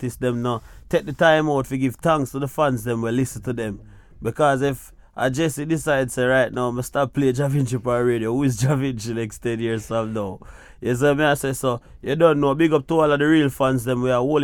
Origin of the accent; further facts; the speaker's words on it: Kingston, Jamaica; I was growing up in Augustown